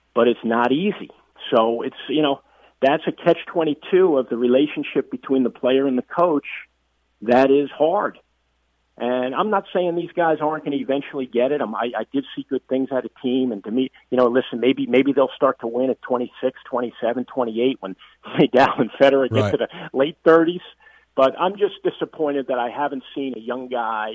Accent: United States; as an American

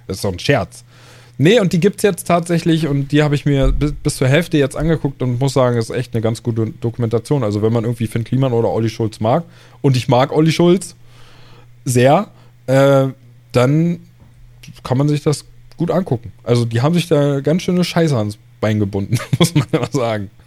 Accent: Germany; bei uns in Deutschland

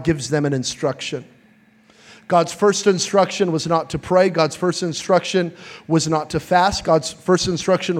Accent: New Mexico, United States; I'm from New Mexico, and in New Mexico, we have flash floods

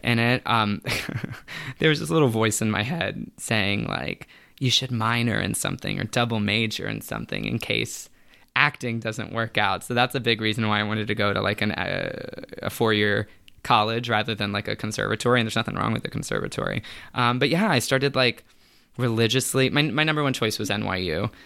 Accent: Tampa, Florida, United States; I grew up in Tampa, Florida

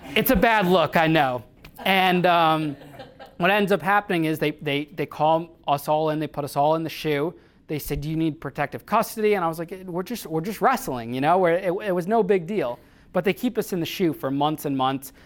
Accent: Danbury, Connecticut, United States; Danbury, Connecticut, which is my hometown.

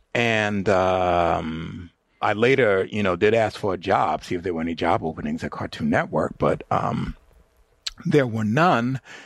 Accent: New York City, New York, United States; me and my friends growing up in the Bronx

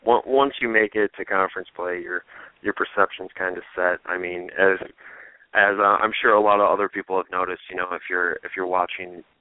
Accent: Michigan, United States; I grew up in Michigan, went to Michigan

